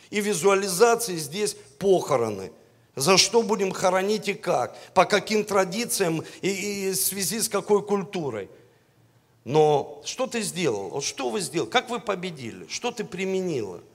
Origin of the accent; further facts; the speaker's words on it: Russia; у нас двойное гражданство – России